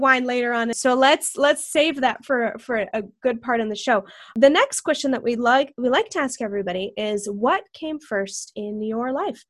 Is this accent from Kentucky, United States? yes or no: no; Texas, United States; moved away; I was born in Texas. I have family in Texas